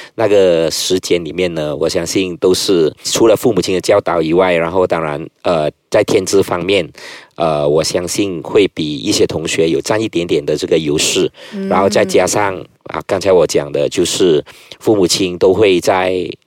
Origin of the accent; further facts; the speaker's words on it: Bidor, Perak, Malaysia; 我们是小地方，我是出世于，呃，霹雳州一个叫米罗的一个地方，就是一个小市镇，啊，人群，呃，人潮，啊，就是人口不多